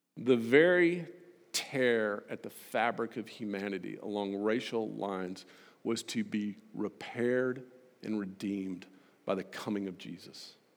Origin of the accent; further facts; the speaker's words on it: United States; as an American